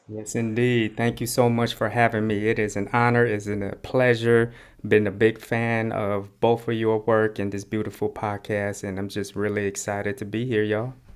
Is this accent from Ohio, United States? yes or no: no; Oakland, California, United States; accent: West Oakland slang; also born or lived in Cambodia; I grew up in West Oakland